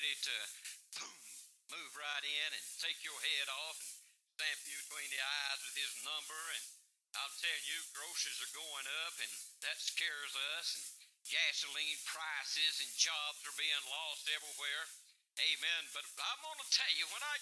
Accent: Louisiana, United States; I'm from Louisiana

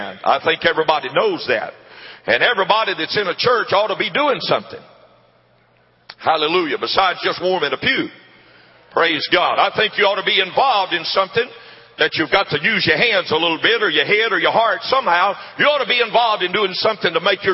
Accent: Jena, Louisiana, United States; I was born and raised in Gina, Louisiana

